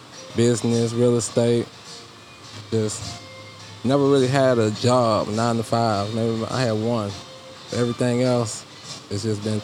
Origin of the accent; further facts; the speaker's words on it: Houston, Texas, United States; born there; now in Spring, United States; I was born here in Houston. This is where I was born. And so I just recently moved back to Spring.